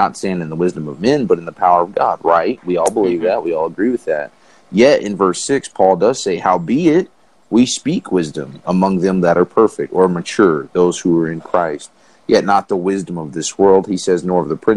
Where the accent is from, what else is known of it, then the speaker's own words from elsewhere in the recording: the South, United States; growing up in the South where there was a Baptist behind every door